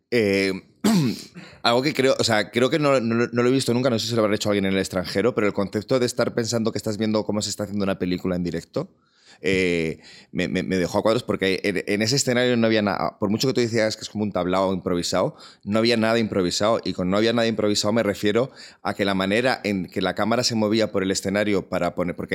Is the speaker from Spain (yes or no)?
yes; Madrid, Community of Madrid, Spain; Yo es que me he vacunado en mi hospital como buen madrileño.